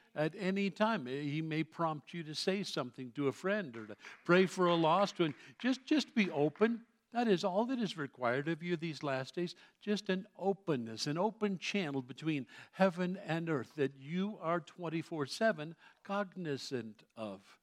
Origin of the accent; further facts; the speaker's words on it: New York City, New York, United States; I grew up in New York City as a Roman Catholic kid